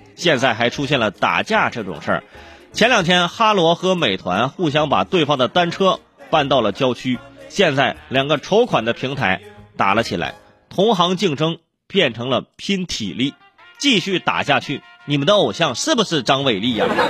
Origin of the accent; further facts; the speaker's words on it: Hebei, China; moved away; 回我老家一趟， 啊， 哈， 去趟河北， 啊， 去趟河北， 哎， 去趟河北的石家庄